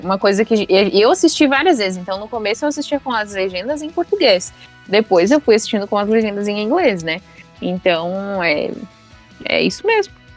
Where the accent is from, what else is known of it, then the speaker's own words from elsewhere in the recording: Brazil; also born or lived in Seattle, United States; eu era brasileira